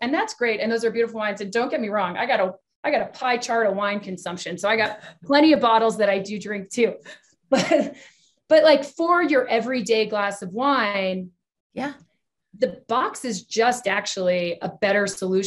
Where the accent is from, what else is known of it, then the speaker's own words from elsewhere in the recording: Texas, United States; I was born in Texas